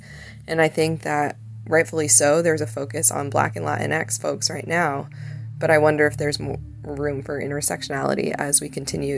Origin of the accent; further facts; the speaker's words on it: Massachusetts suburbs, United States; also born or lived in China; I am from the Massachusetts suburbs, but I was actually born in China and adopted and raised by a white American family.